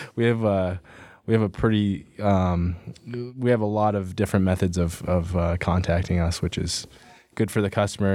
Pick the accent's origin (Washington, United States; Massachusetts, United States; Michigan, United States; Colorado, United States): Colorado, United States; Pueblo West; I'm from Colorado. Uh, grew up in southern Colorado, down in, uh, Pueblo West